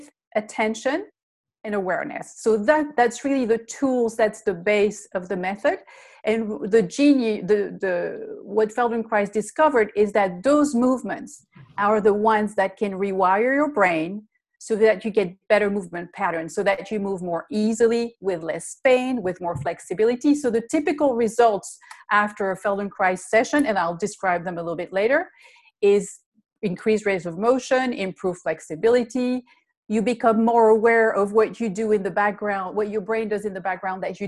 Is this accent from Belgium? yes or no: yes; Belgium; English is a second language; moved away; I'm originally from Belgium. That's the funny accent that you hear.